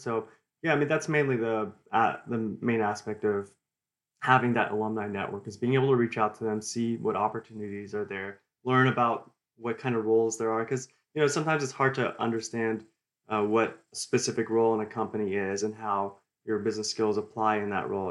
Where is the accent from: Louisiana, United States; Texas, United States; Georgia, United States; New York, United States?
Texas, United States; Houston; I, I grew up here in Houston, and I love the city